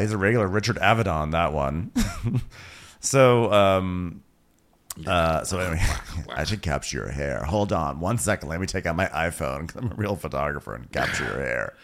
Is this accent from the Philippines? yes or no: no; Australia; I'm an Australian girl